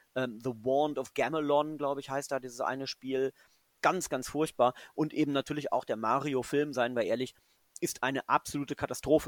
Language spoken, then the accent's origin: German; Göttingen, Lower Saxony, Germany; also born or lived in England / Cologne; now in Frankfurt, Germany; Ich bin ja kein äh, gebürtiger Frankfurt. ich bin ja, bin ja Göttinger. Ich äh, bin quasi ähm, protestantische